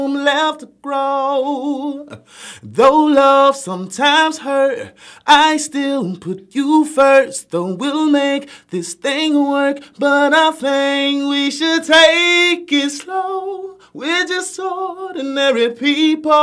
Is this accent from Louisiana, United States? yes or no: yes; Oak Grove, Louisiana, United States; now in Atlanta, United States; my hometown in Oak Grove